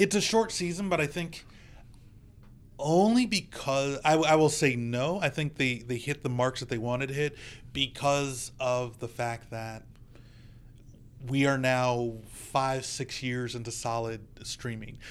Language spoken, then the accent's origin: English; United States; as an American